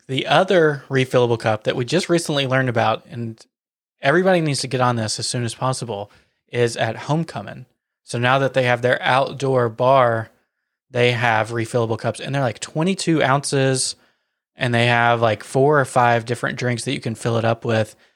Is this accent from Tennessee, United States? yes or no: yes; Wilson County, Tennessee, United States; we hail from Wilson County, Tennessee, which is, like, self-proclaimed greatest county fair on the face of the planet.